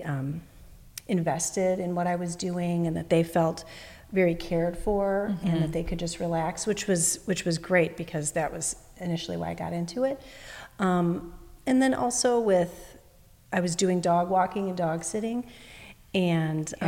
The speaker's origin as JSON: {"language": "English", "town": "Chicago", "region": "Illinois", "country": "United States", "tie": "born or raised there", "first_language": "English", "said": "I'm originally from Chicago, Illinois, and I always lived in America. I was born here"}